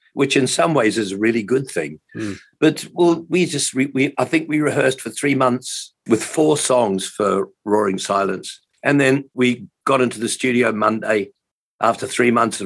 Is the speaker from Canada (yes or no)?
no; Hamilton, Waikato, New Zealand; moved away as an adult; also born or lived in England / Auckland; I grew up in Hamilton, which is, I think, probably, I don't know, 50,000 people perhaps at that point in time.